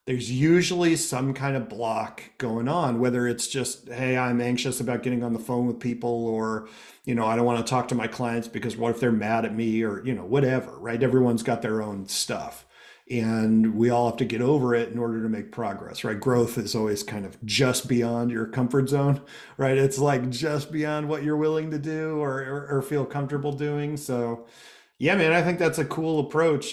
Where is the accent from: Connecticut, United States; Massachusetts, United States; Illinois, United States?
Connecticut, United States; so I'm from Connecticut. I grew up here in Connecticut.